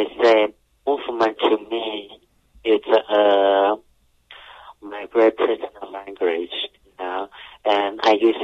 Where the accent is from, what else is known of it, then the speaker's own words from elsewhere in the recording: Taiwan; moved away; I grew up in Taiwan, so we're all surrounding the ocean